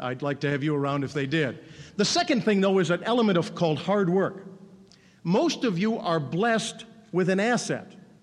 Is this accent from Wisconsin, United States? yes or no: yes; Racine, Wisconsin, United States; moved away; born and raised in Racine, Wisconsin.